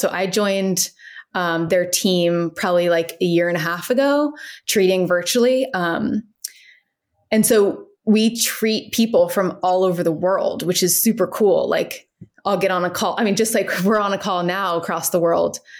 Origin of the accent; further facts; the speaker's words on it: Cincinnati, Ohio, United States; moved away as an adult; also born or lived in Washington, D.C. / San Francisco, California; now in Fairfax, United States; I grew up in Cincinnati, Ohio, um, and then I moved to D C for college.